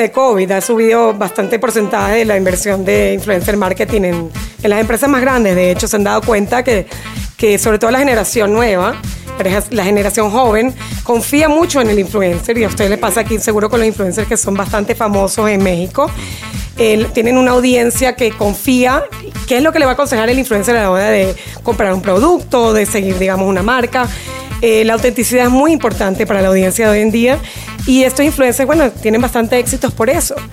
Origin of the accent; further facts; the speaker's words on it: Venezuela; also born or lived in Chile; now in Miami, United States; Sí, soy de Venezuela. Eh, bueno, actualmente viviendo en Miami, pero bueno, he vivido un poquito en varios países de Latinoamérica.